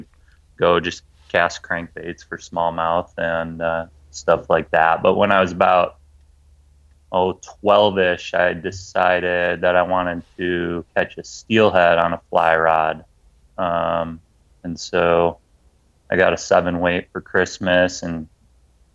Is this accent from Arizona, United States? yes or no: no; Michigan, United States; moved away as an adult; now in Washington, United States; I grew up in Michigan, so Great Lakes fishing